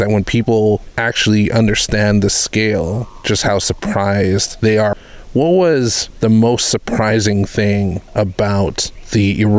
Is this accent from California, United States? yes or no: no; the Big Island, Hawaii, United States; Growing up on the Big Island